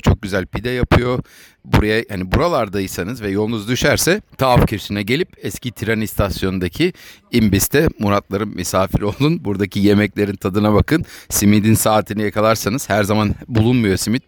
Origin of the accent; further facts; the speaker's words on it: Ankara, Turkey; moved away; also born or lived in United Kingdom / United States; Ben Ankara'da Kızılırmak Caddesi'nde büyüdüm